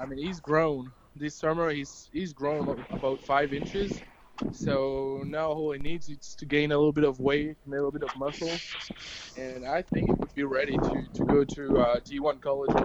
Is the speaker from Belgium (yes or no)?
yes; Belgium; I'm from Belgium, and I used to coach college basketball in the United States